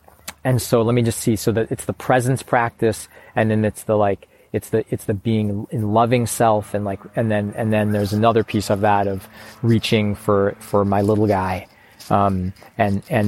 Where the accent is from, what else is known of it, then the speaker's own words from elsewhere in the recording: Chicago, Illinois, United States; moved away; also born or lived in Portland, Oregon; I used to say that I grew up in Chicago